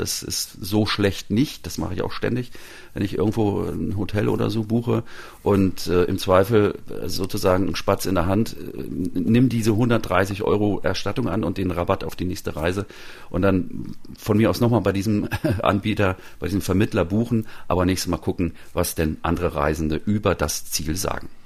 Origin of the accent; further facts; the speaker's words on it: Northern Germany, Germany; ich bin ja selber Norddeutscher